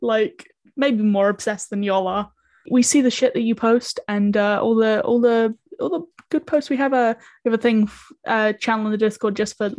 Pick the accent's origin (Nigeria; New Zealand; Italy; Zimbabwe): New Zealand; I come from New Zealand